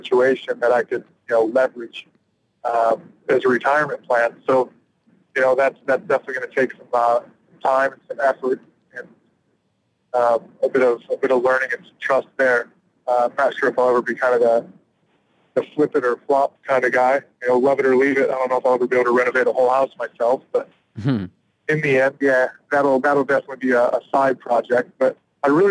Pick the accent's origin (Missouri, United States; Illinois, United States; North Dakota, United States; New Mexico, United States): Illinois, United States; moved away as an adult; also born or lived in California; now in Pensacola, United States; I've lived overseas for 10 years and away from Illinois for quite a long time. You know, I moved to California after college